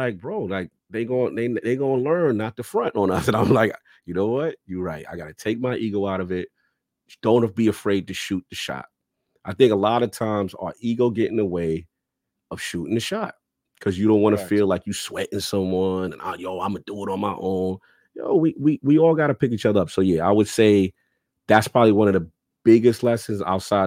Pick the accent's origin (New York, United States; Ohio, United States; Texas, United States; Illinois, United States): New York, United States; New York City; I'm a kid from the South Bronx